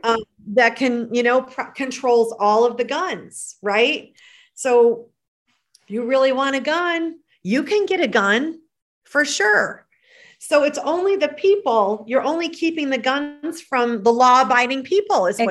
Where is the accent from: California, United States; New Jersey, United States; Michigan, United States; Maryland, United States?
Michigan, United States; moved away as an adult; now in Carefree, Arizona, United States; I still love my Michigan. Born and raised there.